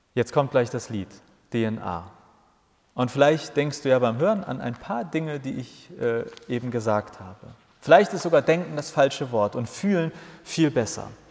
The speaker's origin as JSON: {"language": "German", "region": "Hamburg", "country": "Germany", "tie": "born or raised there", "said": "Ich bin in Hamburg geboren und ich habe alles in Hamburg gemacht"}